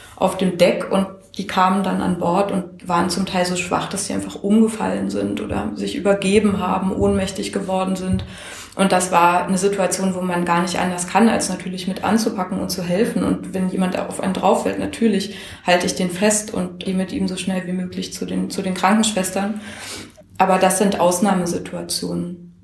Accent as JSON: {"language": "German", "country": "Germany", "said": "ich komme aus Deutschland"}